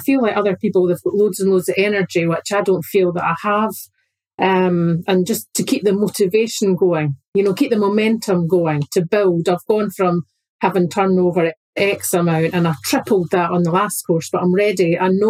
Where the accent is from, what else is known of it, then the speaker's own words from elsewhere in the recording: Scotland, United Kingdom; I think it's because I'm Scottish